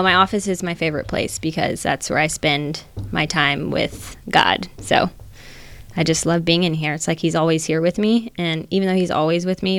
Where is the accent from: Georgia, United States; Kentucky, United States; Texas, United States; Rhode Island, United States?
Georgia, United States; I grew up in Georgia.